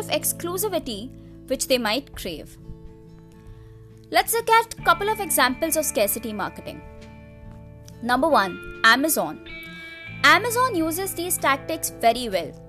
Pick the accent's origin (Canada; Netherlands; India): India; As an Indian consumer